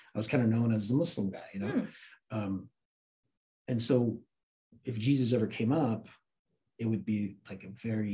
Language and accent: English; Santa Cruz, California, United States; also born or lived in Afghanistan / New York; I grew up in Santa Cruz, really. Mm. Like, I mean, I was born in Afghanistan, but my family came to America when I was 3. Lived in New York for a little bit, but grew up in Santa Cruz since I was like 6 or 7. So that's like my hometown